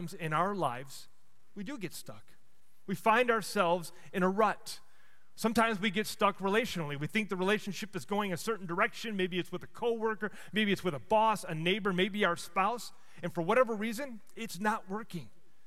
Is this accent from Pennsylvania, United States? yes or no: no; Chicago, Illinois, United States; moved away; I grew up in Chicago